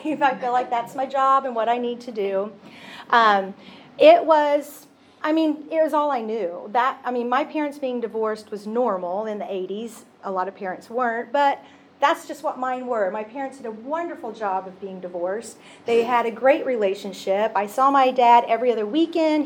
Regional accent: Oklahoma, United States; moved away as an adult; born and raised in Oklahoma. Never thought I would leave um, the state of Oklahoma

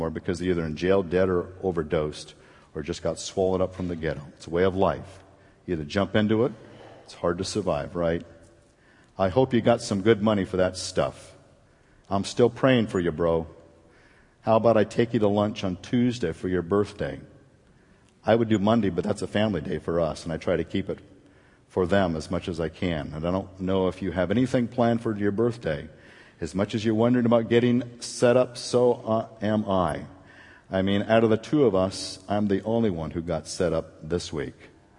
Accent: Anaheim, California, United States; I grew up in Anaheim in the ghetto, in lots of ghettos. We moved around a lot because my mom couldn't afford to stay in places for a long time.

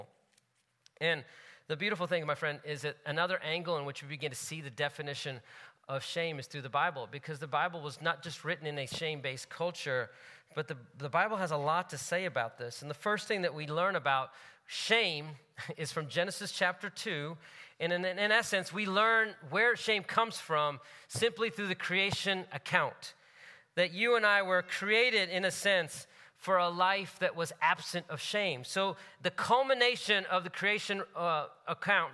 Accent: United States; My parents are from India. They grew up in India. I grew up in the States, my family

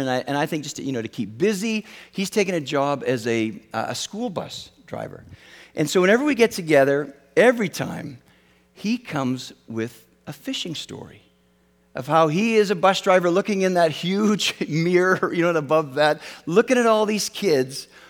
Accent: Western Canada, Canada; I grew up in Western Canada

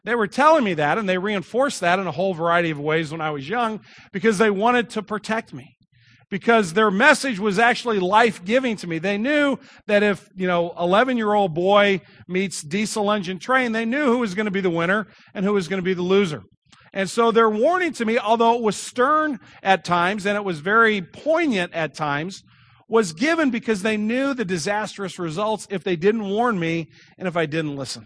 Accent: Kirkwood, Missouri, United States; I grew up here in Kirkwood

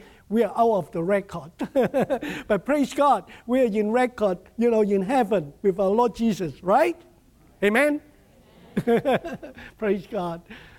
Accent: Hong Kong; moved away; also born or lived in Nebraska; I grew up in Hong Kong. And Hong Kong, of course, is a little dot, you know, on the map of China.

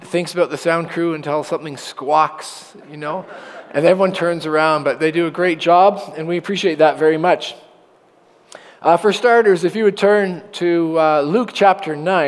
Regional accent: Oshawa, Ontario, Canada; And I was born in Oshawa General Hospital. My parents lived on Taunton Road by a Sinclair Public School, the little one that used to be there. And I went to Emmanuel Christian School for 8 years and graduated in grade 8

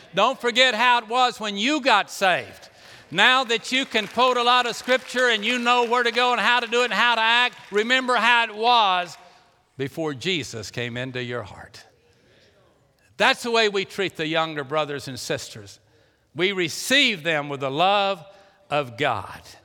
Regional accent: Pasadena, Texas, United States; I was born in Pasadena, Texas, and I was, uh, lived at four oh two Johnson Street

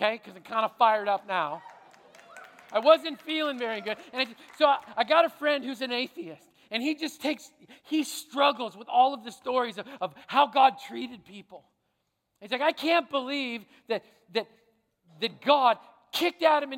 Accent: Canada; I'm a Canadian

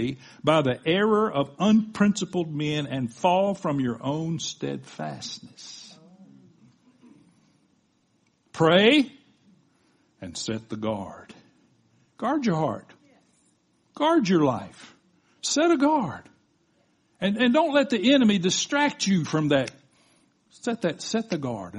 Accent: the South, United States; I was raised in the South.

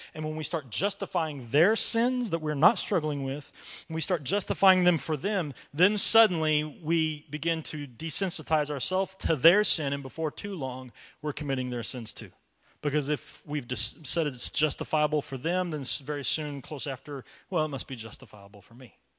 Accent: United States; I love to be an American

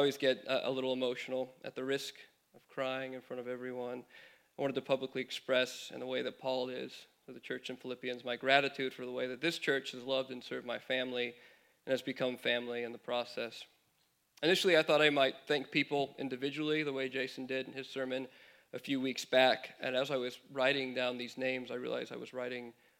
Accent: California, United States; moved away as an adult; My wife and I moved here from California, mentioned about 4 years ago now

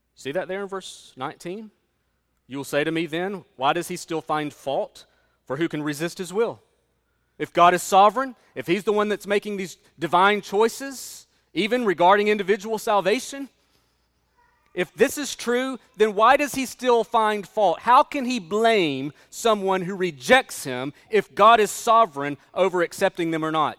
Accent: United States; as an American

